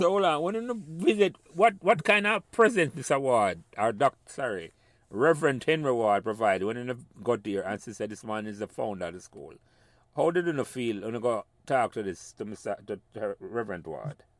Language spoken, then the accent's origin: English; Jamaica; moved away as an adult; when we were growing up in Jamaica.